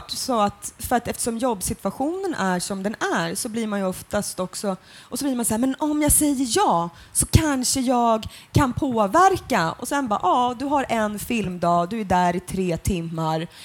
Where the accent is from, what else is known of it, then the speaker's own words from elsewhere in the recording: Finland; Jag är ju för fan finsk. Alltså, liksom, alltså så här, på mitt pass om jag skulle bli utvisad så